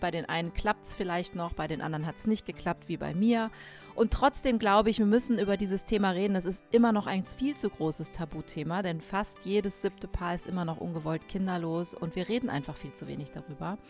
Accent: Rhineland, Germany; ich als Rheinländerin

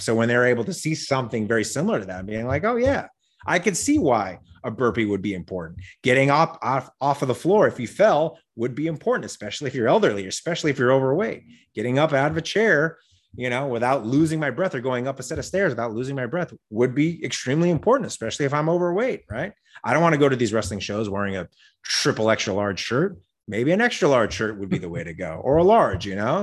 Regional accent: Las Vegas, Nevada, United States; also born or lived in Wyoming; now in Los Angeles, United States; I grew up in Las Vegas. I was born in Wyoming. I grew up in Las Vegas, but I've been in L A for twenty-plus years

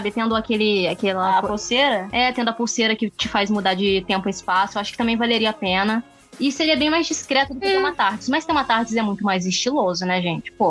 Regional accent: Brazil; Eu sou brasileiro

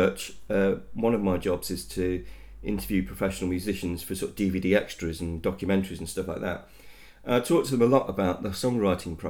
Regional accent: Leicester, East Midlands, United Kingdom; I am born and bred in Leicester

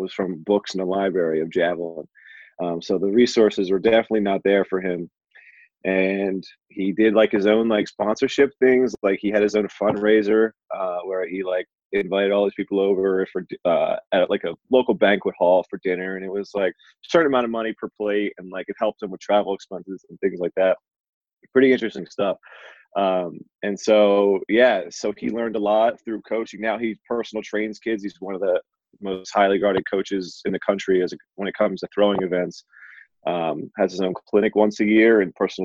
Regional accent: Burlington County, New Jersey, United States; I'm born and raised in South Jersey, right in the Burlington County area.

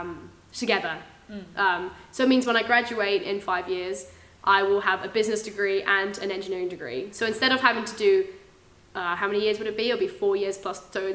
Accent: England, United Kingdom; accent: English; now in Auckland, New Zealand; I'm from Auckland, but I was born in England, as you can probably guess from my really obnoxious and loud voice.

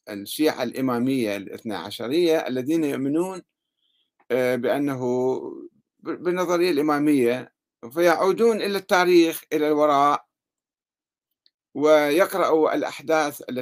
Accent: Yemen; عندنا في اليمن أيضا هناك جمهورية يمنية يؤمن بها الزيدية عموما

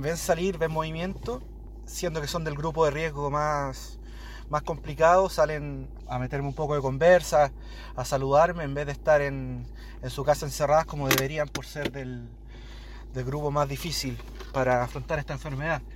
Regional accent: Chile; moved away as an adult; now in Modena, Italy; chileno, vivo en Módena hace cinco años

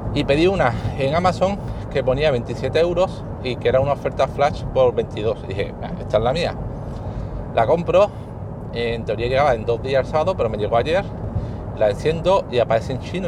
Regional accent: Spain; soy de España

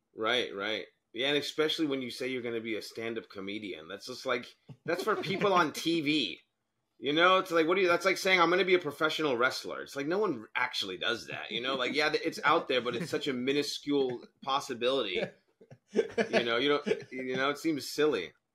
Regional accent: Arizona, United States; I'm an American, grew up in Arizona

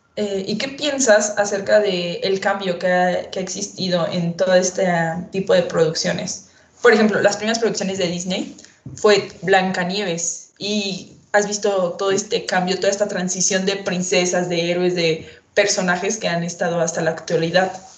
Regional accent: Mexico; nosotros como mexicanos

